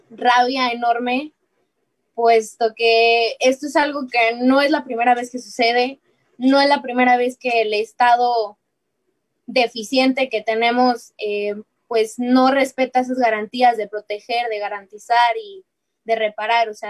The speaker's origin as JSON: {"language": "Spanish", "country": "Mexico", "said": "hay que preocuparnos como sociedad, como pueblo mexicano"}